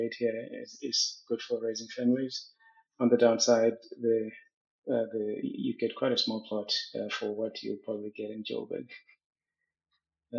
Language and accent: English; Eswatini; moved away as an adult; now in South Africa; I grew up in Swaziland. Swaziland is my home